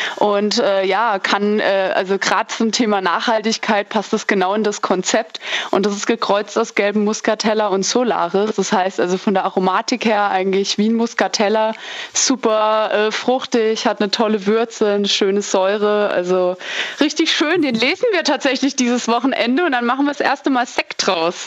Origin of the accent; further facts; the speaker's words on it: Weinsheim, Rhineland-Palatinate, Germany; bei uns in Weinsheim